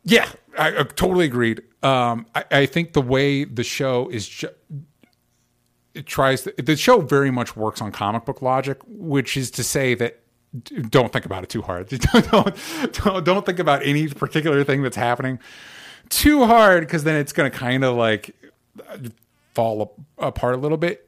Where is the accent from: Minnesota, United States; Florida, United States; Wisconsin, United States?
Florida, United States; Tampa; I grew up in Tampa